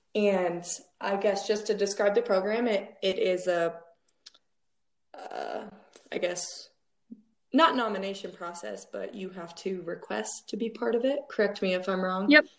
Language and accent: English; Wheat Ridge, Colorado, United States; I grew up in Wheat Ridge, Colorado